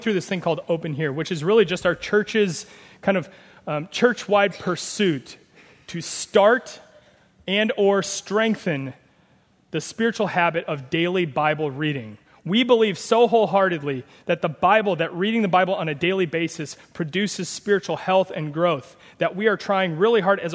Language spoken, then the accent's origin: English; Nebraska, United States; moved away; I'm from Nebraska.